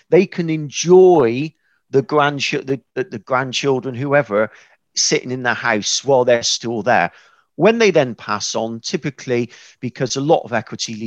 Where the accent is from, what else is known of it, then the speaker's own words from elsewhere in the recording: West Country, South West England, United Kingdom; accent: West Country; fairly simple person from the West Country, as you've probably told by now from my accent